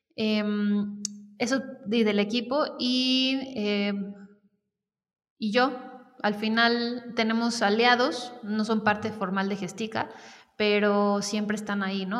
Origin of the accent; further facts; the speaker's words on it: Querétaro, Mexico; also born or lived in Mexico City; yo soy queretana y mm, pues estudié acá eh, toda mi, digamos, educación básica.